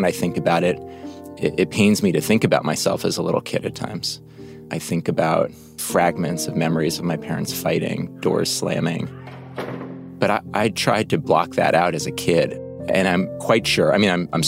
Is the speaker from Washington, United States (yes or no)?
no; New York City, New York, United States; I grew up on the Upper West Side of New York